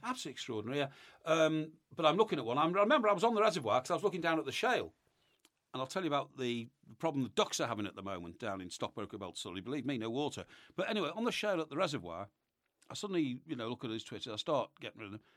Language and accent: English; Chester, North West England, United Kingdom; Chester Cathedral is my hometown cathedral